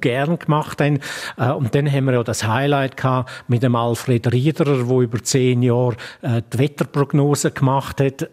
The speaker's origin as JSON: {"language": "German", "region": "Graubünden", "country": "Switzerland", "said": "als Bündner Reporter"}